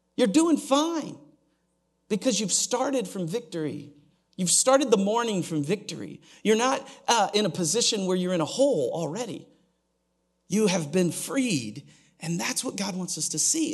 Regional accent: Oklahoma, United States; I'm from Oklahoma

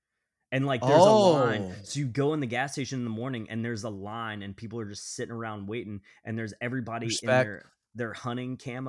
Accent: Georgia, United States; born or raised there

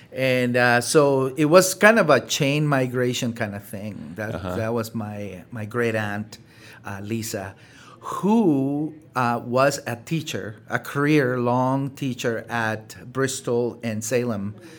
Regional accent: Honduras; also born or lived in El Salvador; now in Wisconsin, United States; as you can tell by the way I speak, I'm not originally from southeastern Wisconsin. I immigrated from Honduras back in 1984.

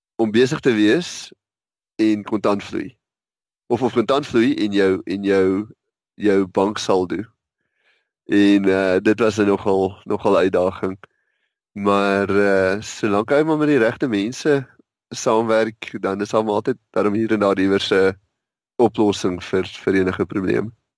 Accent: Witbank, Mpumalanga, South Africa; now in Pretoria, South Africa; Ek het uh, in Witbank groot geword in 'n tegniese hoërskool, Witbank Tegnies

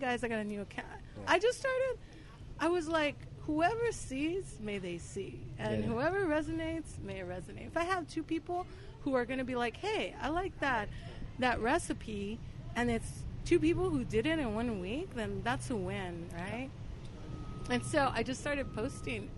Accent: Los Angeles, California, United States; I grew up in this barrio in L.A., next to East L.A., called Boyle Heights

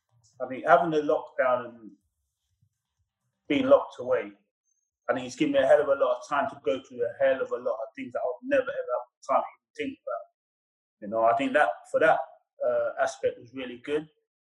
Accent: England, United Kingdom; growing up in England, every kid's dream is to play football.

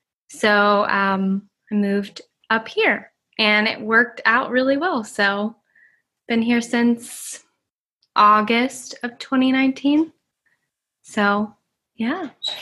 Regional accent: Pigeon Forge, Tennessee, United States; moved away as an adult; now in Chicago, United States; I'm from Pigeon Forge, Tennessee, and I went to college in East Tennessee, then Middle Tennessee

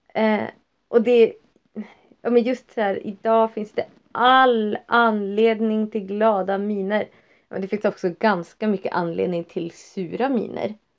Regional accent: Västerbotten County, Sweden; jag är också norrlänning. Västerbottning inbiten.

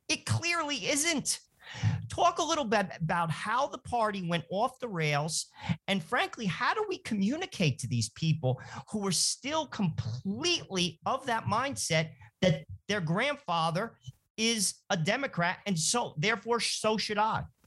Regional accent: New Jersey, United States; Joe and I grew up in New Jersey

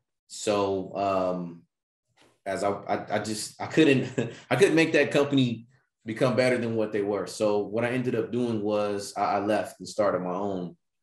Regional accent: Bakersfield, California, United States; Okay. From Bakersfield, California.

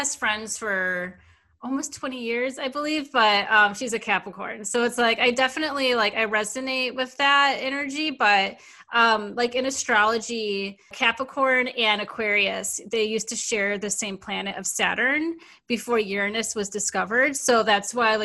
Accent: Michigan, United States; I'm from Michigan

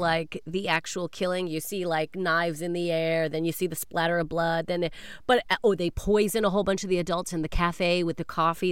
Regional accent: Canada; moved away; I am a Canadian

